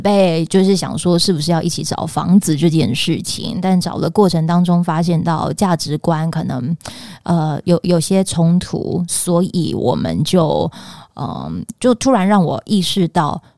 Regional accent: Pingtung County, Taiwan; moved away; 因为我是屏东人，所以我又觉得我想要就是离屏东稍微近一点点

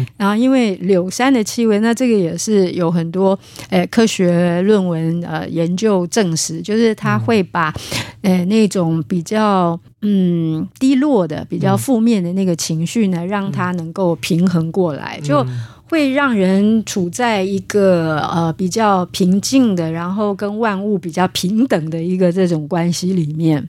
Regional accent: Taiwan; 我们苗栗那边

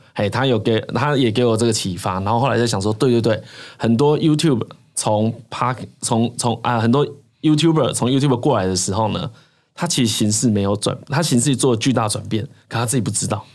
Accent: rural Changhua, Changhua County, Taiwan; 我是住彰化的乡下

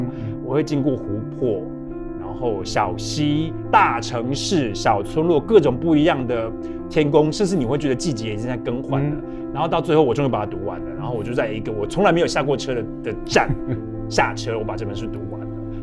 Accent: Yongjing, Changhua County, Taiwan; moved away as an adult; also born or lived in Taipei, Taiwan; now in Berlin, Germany; 我的家乡叫彰化县永靖乡

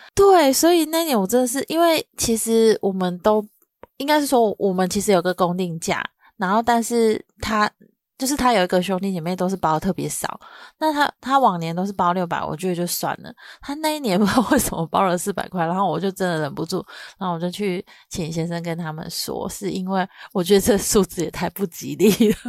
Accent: southern Taiwan, Taiwan; 我嗯。是南部人，然后我妈妈的娘家在中部

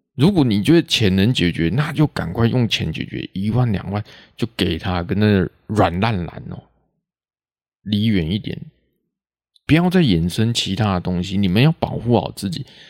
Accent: Taiwan; accent: Taiwanese Hokkien; first language Taiwanese Hokkien; Chinese is a second language; 会直接讲台语出来，这是自然而然的，这不用去学，这是本来就是我的母语

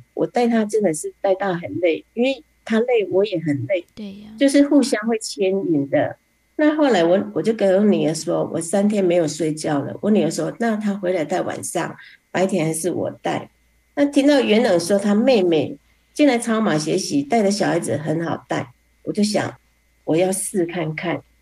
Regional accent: Fengyuan, Taichung, Taiwan; 我是来自台中丰原的

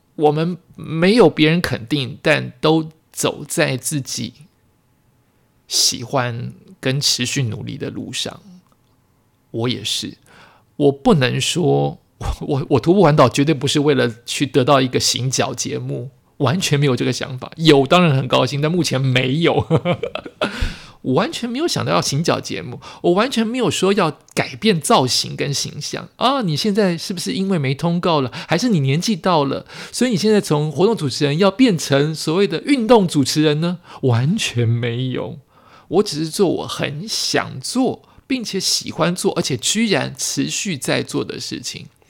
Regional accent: New Taipei, Taiwan; 或者是因为这是我的家乡，所以特别有感觉。我本来以为我走家乡这一段会。拍拍不到什么东西，因为都熟悉。

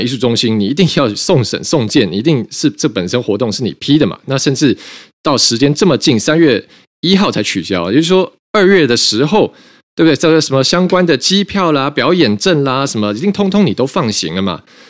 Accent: Taiwan; 那这个事情出来以后呢，我们台湾这边的外交部就是说，呃，这个台湾支持乌克兰的立场坚定，不容模糊。

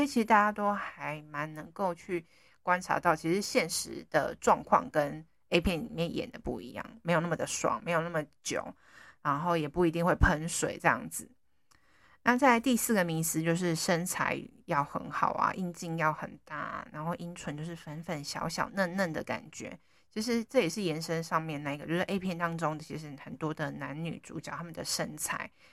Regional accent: Taiwan; 我们台湾人

